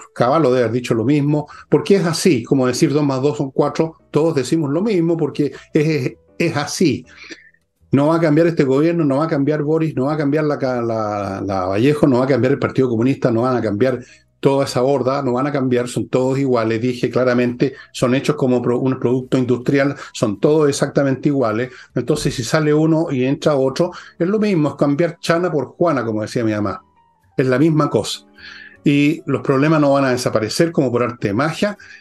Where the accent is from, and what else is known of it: Chile